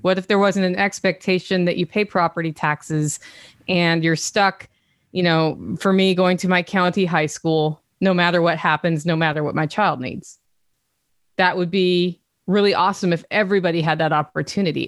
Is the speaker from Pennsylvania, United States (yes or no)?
no; Oregon, United States; also born or lived in Europe; now in Tennessee, United States; I'm from Oregon